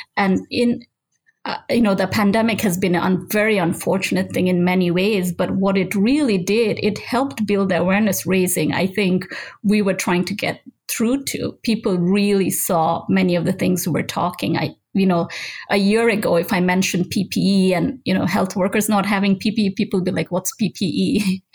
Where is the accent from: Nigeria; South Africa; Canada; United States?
Nigeria; moved away; I grew up in Nigeria. That's where I did my pharmacy school